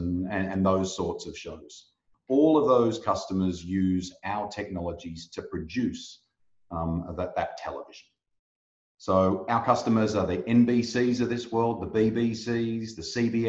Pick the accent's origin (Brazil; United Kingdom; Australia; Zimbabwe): Australia; now in Netherlands; I'm Australian by birth. I live in the Netherlands at the moment